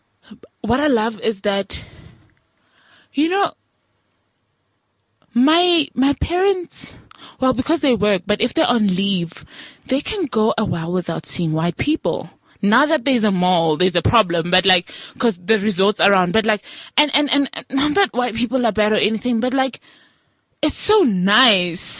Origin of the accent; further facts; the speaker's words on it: Mmorogong, North West, South Africa; now in Johannesburg, South Africa; I'm from like a village and like a rural area.